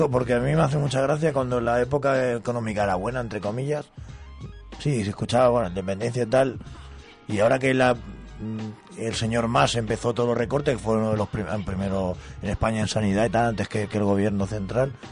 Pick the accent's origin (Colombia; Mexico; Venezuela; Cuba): Cuba; moved away as an adult; now in Spain; yo viví en Cuba hasta los 25.